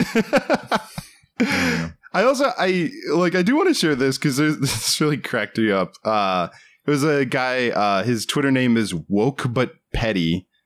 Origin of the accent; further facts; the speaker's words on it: United States; moved away as an adult; now in Los Angeles, United States; you and I are from, and we grew up outside of the Washington, D C area